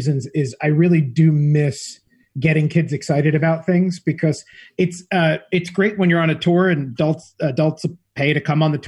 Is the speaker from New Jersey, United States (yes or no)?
yes; northern New Jersey, United States; moved away as an adult; now in New York City, United States; I grew up in the shadow of New York, about 25 miles outside in northern New Jersey